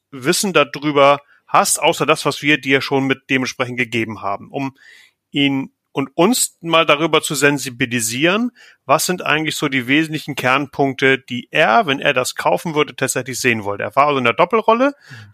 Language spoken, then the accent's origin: German; Northern Germany, Germany; bin so ein norddeutsches Licht in der Nähe von Hamburg, aus den vor den Toren von Hamburg, da ist so meine Heimat, wo ich herkomme